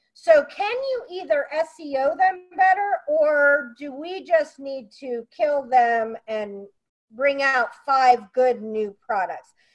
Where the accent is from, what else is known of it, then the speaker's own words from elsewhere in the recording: Pennsylvania, United States; moved away; I came from Pennsylvania